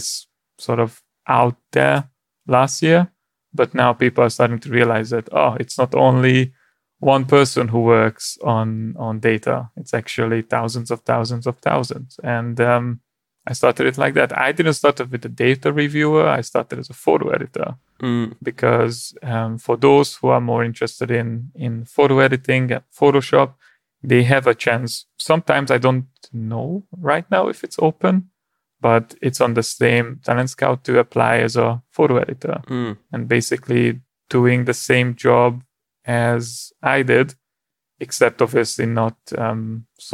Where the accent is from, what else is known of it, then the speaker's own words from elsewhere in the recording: Hungary; moved away; I'm originally from Hungary